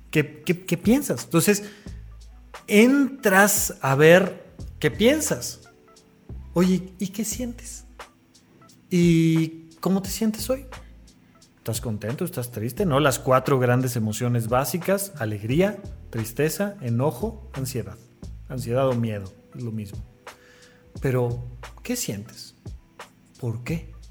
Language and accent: Spanish; Mexico; Pues soy mexicano.